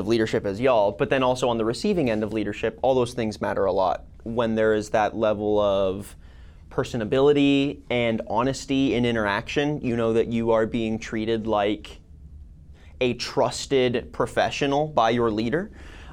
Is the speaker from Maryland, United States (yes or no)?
no; Texas, United States; also born or lived in Walnut Creek, California; I was born in Walnut Creek, but I've lived in Texas since I was like 3